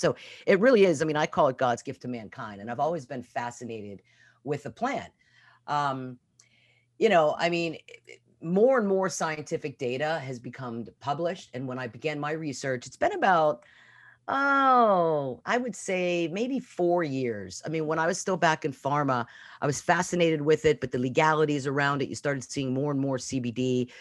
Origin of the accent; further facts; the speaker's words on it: Pittsburgh, Pennsylvania, United States; moved away as an adult; also born or lived in Norfolk, Virginia / Virginia Beach, Virginia; I'm actually from Pittsburgh, Pennsylvania